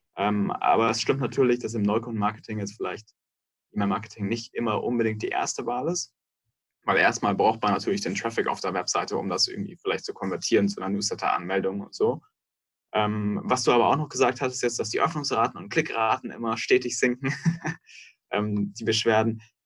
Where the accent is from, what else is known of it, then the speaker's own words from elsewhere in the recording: Munich, Bavaria, Germany; moved away as an adult; now in Berlin, Germany; Davor bin ich in München aufgewachsen